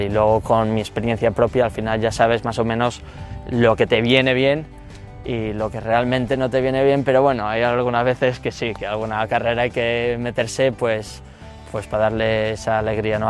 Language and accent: Spanish; La Rioja, Spain; moved away as an adult; also born or lived in Boston, United States; now in New York, United States; yo tengo un, amor muy especial, lógicamente, por mi tierra, ¿no? por La Rioja y por el norte de España